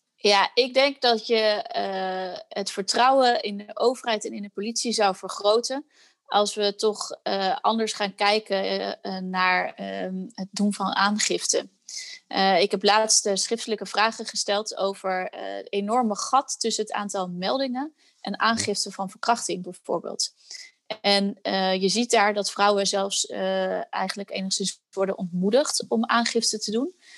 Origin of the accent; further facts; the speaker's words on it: Netherlands; wij eh, als Nederlanders